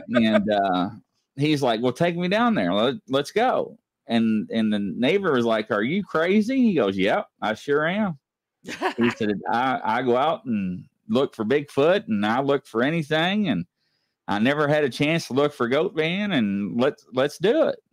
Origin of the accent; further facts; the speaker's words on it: Louisville, Kentucky, United States; also born or lived in Southern Indiana; I'm from Louisville, Kentucky. You know, I lived in Indiana, Southern Indiana